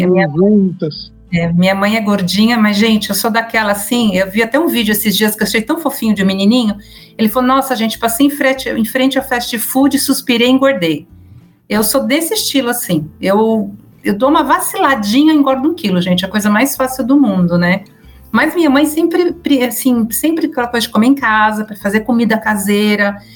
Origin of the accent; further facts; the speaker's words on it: São Paulo, Brazil; eu sou de São Paulo, mas como eu falo outros idiomas, minha, a minha pronúncia acaba sendo bem misturada, tá?